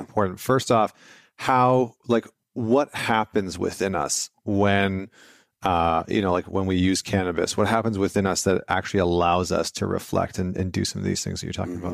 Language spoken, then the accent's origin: English; Vancouver, British Columbia, Canada; moved away; I'm from Vancouver